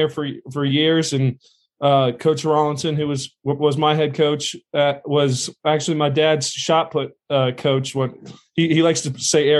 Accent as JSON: {"language": "English", "town": "Santa Ana", "region": "California", "country": "United States", "tie": "born or raised there", "moved": "as an adult", "said": "Born and raised in Santa Ana"}